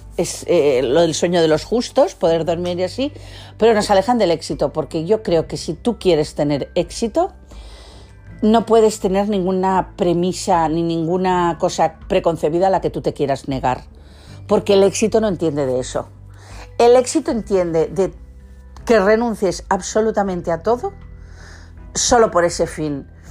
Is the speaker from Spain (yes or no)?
yes; Catalonia, Spain; los que somos catalanes